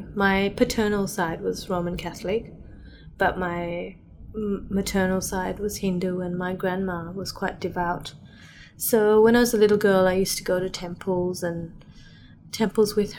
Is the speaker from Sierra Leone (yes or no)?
no; Fiji; moved away as an adult; now in Sydney, Australia; I grew up in Fiji, actually. Born and bred there.